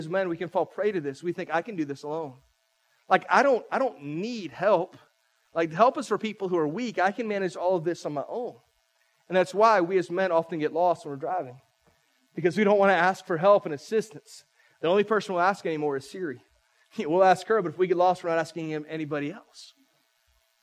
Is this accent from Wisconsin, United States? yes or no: no; St. Petersburg, Florida, United States; moved away as an adult; now in Polk County, United States; I'm a St. Pete boy. I grew up in St. Pete about an hour and a half from here.